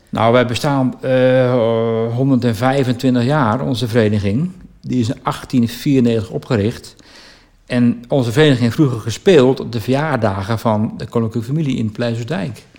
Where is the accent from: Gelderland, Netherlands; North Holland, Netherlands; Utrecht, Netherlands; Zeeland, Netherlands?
Utrecht, Netherlands; Baarn; geboren en getogen in Baren